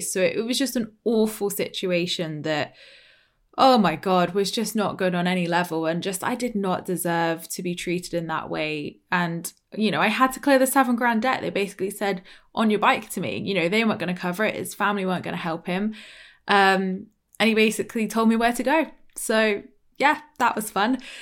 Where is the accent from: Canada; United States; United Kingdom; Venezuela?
United Kingdom; Dorset, South West England; accent: very British; from Dorset